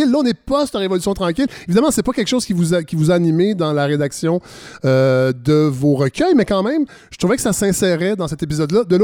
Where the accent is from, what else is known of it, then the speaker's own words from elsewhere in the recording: Alma, Quebec, Canada; moved away as an adult; also born or lived in Montreal; moi, je suis né à Alma, au Lac-Saint-Jean.